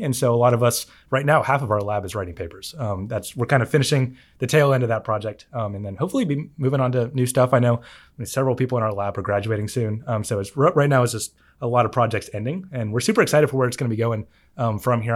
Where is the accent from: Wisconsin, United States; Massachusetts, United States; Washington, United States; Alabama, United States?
Alabama, United States; Huntsville; moved away as an adult; also born or lived in Madison, Alabama; now in Auburn, United States; growing up in Huntsville